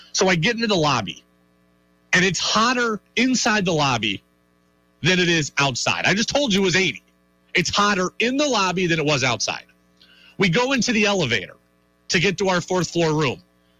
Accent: Albany, New York, United States; now in Vermont, United States; We're both from the area. We're both from Albany, so we're kind of near home

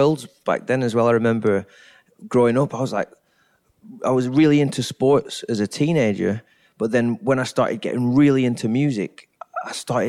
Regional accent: England, United Kingdom; now in United States; But I had my best friend growing up in England was YTS at Blackpool, and he was with Manchester United as a youth.

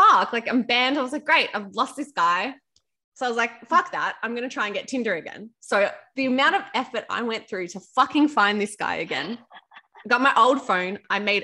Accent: Melbourne, Victoria, Australia; now in Sydney, Australia; I'm from Melbourne.

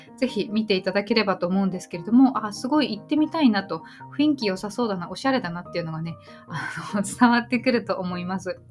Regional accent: Tokyo, Japan; now in Yokohama, Japan; 私は今横浜に住んでいて、まあ、東京生まれ

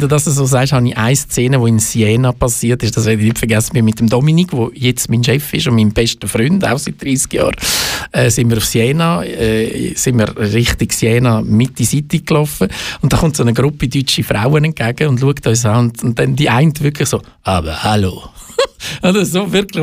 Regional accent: Baden, Aargau, Switzerland; also born or lived in Zurich; bin ein Aargauer, ein stolzer Aargauer, ich sage es ganz ehrlich, weil ich zu Baden aufgewachsen bin

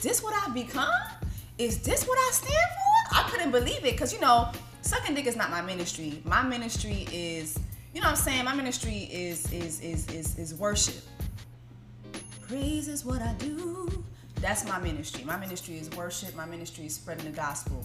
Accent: Miami, Florida, United States; also born or lived in Canada; I'm from Florida

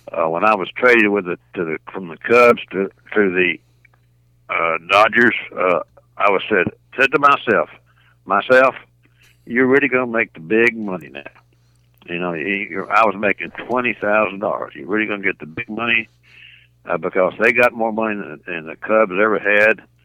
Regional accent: Little Rock, Arkansas, United States; I was born and raised in Little Rock

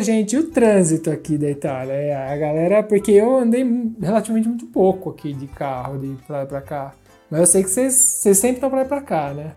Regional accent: Brazil; moved away

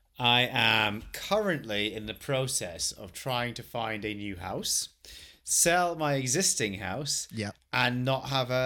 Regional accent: Scotland, United Kingdom; And I'm Scottish.

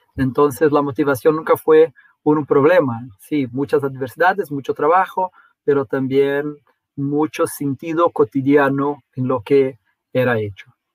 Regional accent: Brazil; somos un país muy monoglota en, en Brasil

